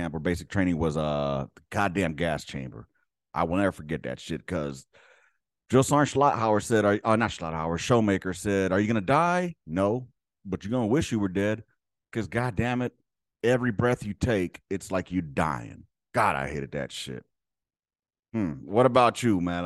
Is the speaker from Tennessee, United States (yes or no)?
no; Los Angeles, California, United States; I grew up, I was born and raised in Los Angeles